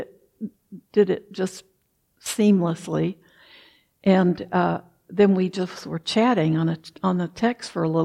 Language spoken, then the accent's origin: English; the South, United States; born or raised there; moved away; also born or lived in Wisconsin